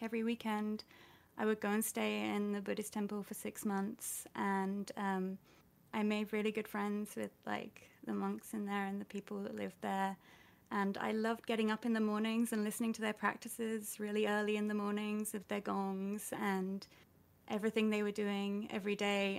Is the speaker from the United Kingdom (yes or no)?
yes; United Kingdom; I'm British